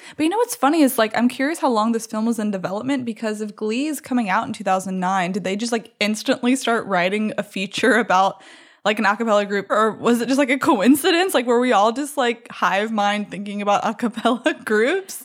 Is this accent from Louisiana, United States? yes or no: yes; Baton Rouge, Louisiana, United States; also born or lived in New Orleans; This was filmed in my hometown, actually, at L S U.